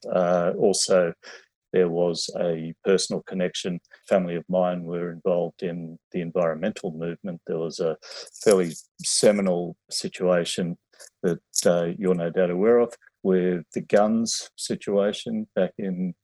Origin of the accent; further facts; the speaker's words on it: Sydney, New South Wales, Australia; I grew up in Western Sydney